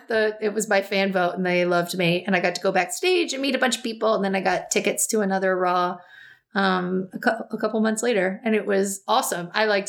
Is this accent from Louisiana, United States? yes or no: no; Hartford, Connecticut, United States; And they got to me and I said, " … from Hartford, Connecticut."